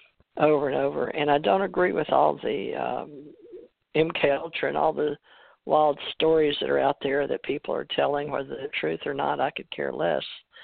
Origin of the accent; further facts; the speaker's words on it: Monroe, Louisiana, United States; also born or lived in Houston, Texas; I was born in Monroe, Louisiana, and went to school all the way up to West Monroe High School